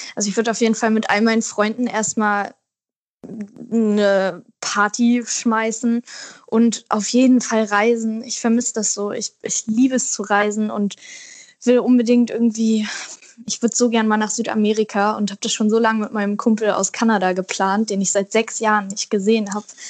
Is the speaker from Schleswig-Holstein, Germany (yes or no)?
yes; Wedel, Schleswig-Holstein, Germany; now in Berlin, Germany; meine Kindheit in Wedel war ganz toll